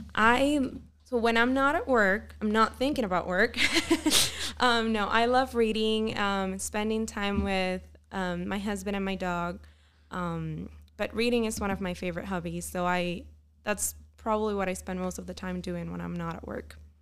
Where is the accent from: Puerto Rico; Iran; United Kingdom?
Puerto Rico; moved away as an adult; also born or lived in Pennsylvania; now in Utah, United States; am originally from Puerto Rico.